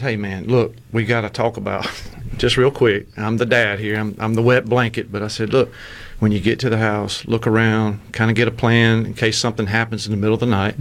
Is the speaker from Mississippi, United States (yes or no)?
yes; Clinton, Mississippi, United States; I'm from Clinton originally.